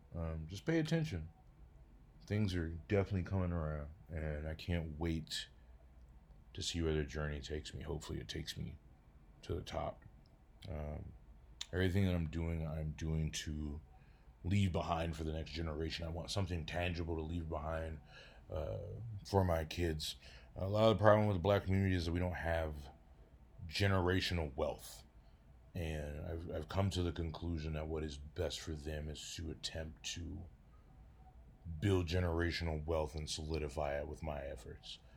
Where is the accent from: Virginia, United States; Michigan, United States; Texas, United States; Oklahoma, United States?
Michigan, United States; Detroit; now in Denver, United States; I do live in Denver, Colorado, but I originally, uh, came from Detroit, Michigan. I was born in Detroit, Michigan in nineteen eighty-three